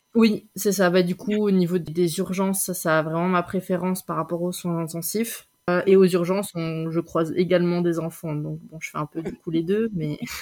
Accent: France; moved away as an adult; also born or lived in Belgium; now in Switzerland; je suis française

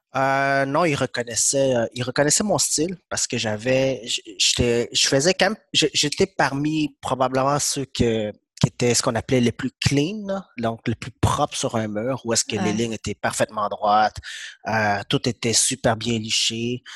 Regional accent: Quebec, Canada; French is a second language; also born or lived in Vietnam; je suis arrivé ici, je parlais pas français du tout, donc j'ai commencé ma première année.

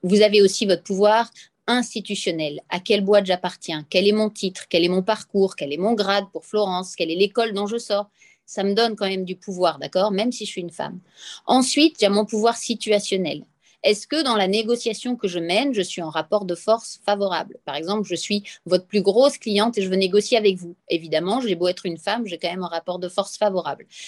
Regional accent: Nice, Provence-Alpes-Côte d'Azur, France; accent: accent niçois / accent du Sud; mon accent du Sud. Et donc, quand je parle avec l'accent niçois

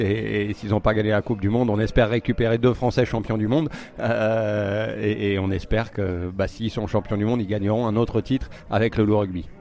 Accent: France; je suis français

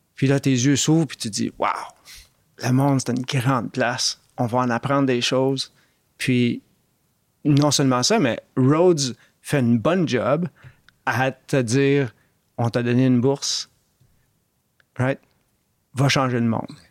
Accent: Montreal, Quebec, Canada; moved away as an adult; also born or lived in Oxford / Toronto; J'étais un gars de Montréal-Nord

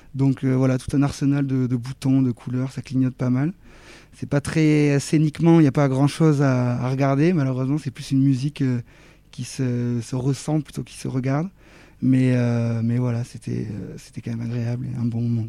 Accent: Toulouse, Occitania, France; je suis, je suis de Toulouse

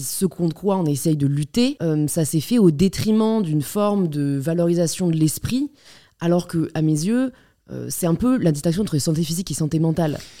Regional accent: Paris, Île-de-France, France; j'ai grandi à Paris

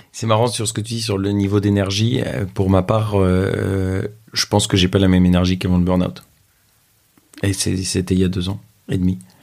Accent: France; j'ai 27 ans, je suis français

